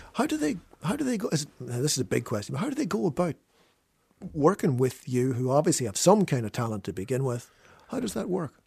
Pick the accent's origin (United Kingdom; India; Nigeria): United Kingdom; Fermanagh, Northern Ireland; growing up in Fermanagh